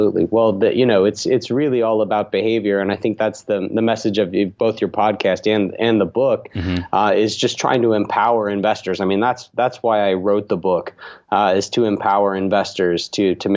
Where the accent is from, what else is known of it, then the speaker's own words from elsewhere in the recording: Alabama, United States; also born or lived in Utah; now in Atlanta, United States; I grew up in Alabama, so always like to shout out Alabama, but live in Atlanta, Georgia now